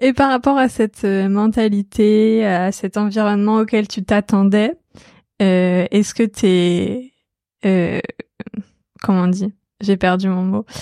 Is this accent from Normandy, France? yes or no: yes; Normandy, France; je viens de Normandie